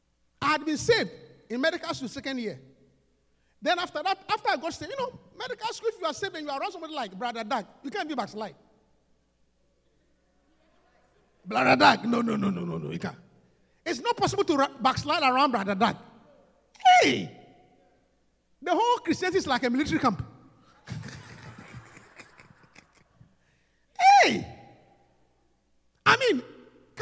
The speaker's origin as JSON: {"language": "English", "country": "Ghana", "also_born_or_lived": "London, United Kingdom", "moved": "as an adult", "said": "coming from Africa where alcohol is very expensive"}